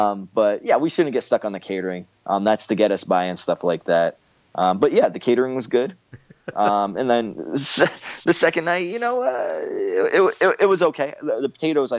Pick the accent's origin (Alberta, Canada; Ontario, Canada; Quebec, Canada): Ontario, Canada; Windsor; St. Clair College. So just so you know, I graduated from that college. That's my hometown